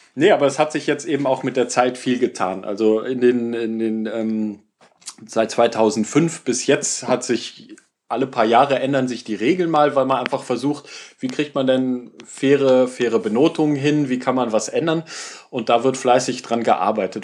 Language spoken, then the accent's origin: German; Germany; als Deutscher